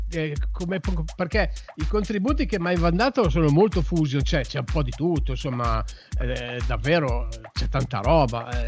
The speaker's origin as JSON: {"language": "Italian", "town": "Gorgonzola", "region": "Lombardy", "country": "Italy", "tie": "born or raised there", "said": "io giro per il mio paese Gorgonzola e vedo il manifesto degli imbroglioni"}